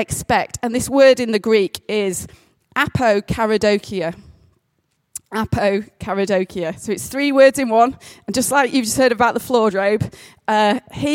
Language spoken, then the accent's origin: English; the Pennines, England, United Kingdom; 88% Northern English. I am basically from the Pennines for as long as my family have ever existed